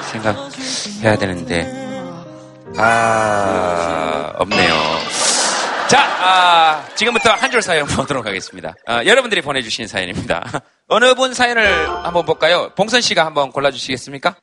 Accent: Yeongcheon, North Gyeongsang, South Korea; moved away; 저도 막 이렇게 영천에 살았지만

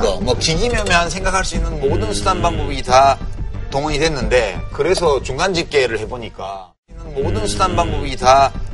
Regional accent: Daegu, South Korea; 나 대구 사람이라

